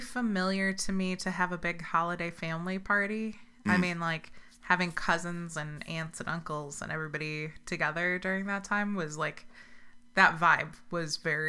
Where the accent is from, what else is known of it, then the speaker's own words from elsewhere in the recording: Chicago, Illinois, United States; Growing up in the Chicago area with immigrant Polish family